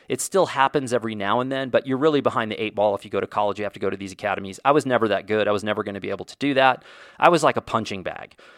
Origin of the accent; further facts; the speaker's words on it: Indiana, United States; I was born in Indiana